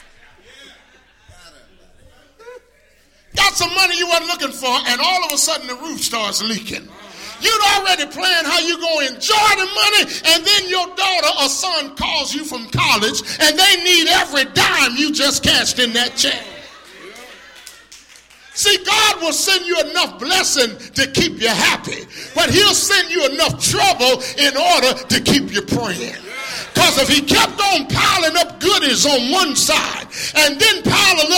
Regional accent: Tuscaloosa, Alabama, United States; I'm from Tuscaloosa, you know. I grew up there as a young boy

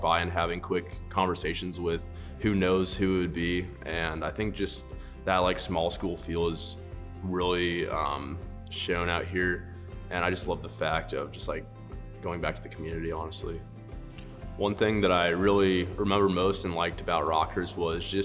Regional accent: Lone Tree, Colorado, United States; I'm from Lone Tree, Colorado, just outside of Denver.

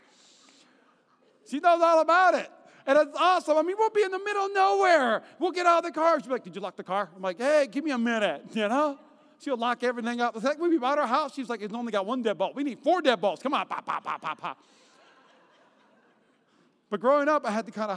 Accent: North Dakota, United States; also born or lived in Alabama / North Carolina; now in Las Vegas, United States; I grew up in North Dakota

